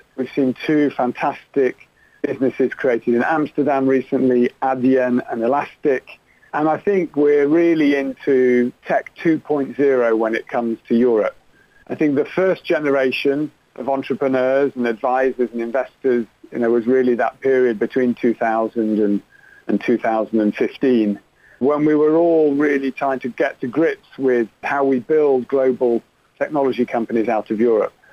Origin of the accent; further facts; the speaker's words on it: Manchester, North West England, United Kingdom; moved away as an adult; also born or lived in Oxford; now in London, United Kingdom; I grew up in Manchester, went to Oxford University, and then I guess a little bit like Dick Whittington, moved to London to make my fortune